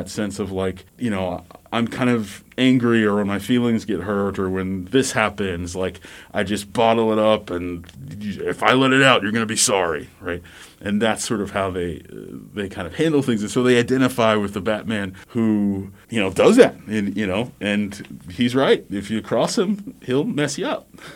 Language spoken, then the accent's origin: English; the Gulf Coast, the South, United States; also born or lived in Midwest; now in Missouri, United States; I am from the South, the Gulf Coast, originally